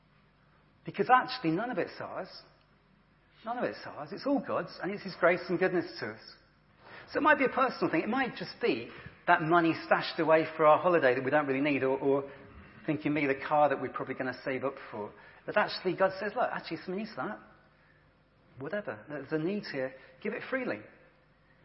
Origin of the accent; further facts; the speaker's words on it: England, United Kingdom; we're English and British